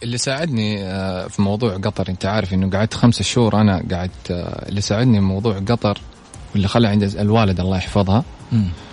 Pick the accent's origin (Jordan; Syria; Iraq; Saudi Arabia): Saudi Arabia; هنا عندنا في السعودية